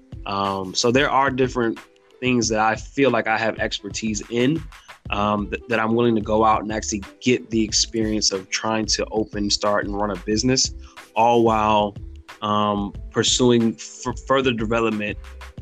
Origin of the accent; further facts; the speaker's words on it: Silver Spring, Maryland, United States; moved away as an adult; also born or lived in North Carolina; now in Fayetteville, United States; I am from Silver Spring, Maryland, born and raised